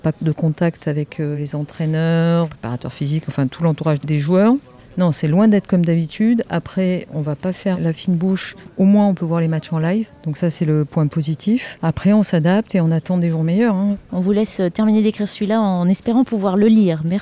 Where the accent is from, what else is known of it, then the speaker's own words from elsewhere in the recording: France; Alors parfois, on a quand même le soleil dans les ordinateurs, parce qu'on est français, on aime bien râler.